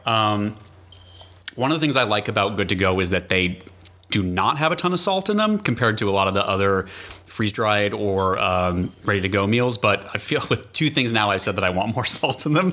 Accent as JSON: {"language": "English", "region": "New England", "country": "United States", "said": "I'm from New England"}